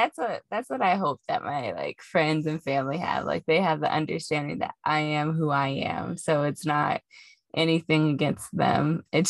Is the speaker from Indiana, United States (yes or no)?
yes; Indiana, United States; accent: country; moved away; every time I move back to Indiana, I feel like my country accent starts to come back.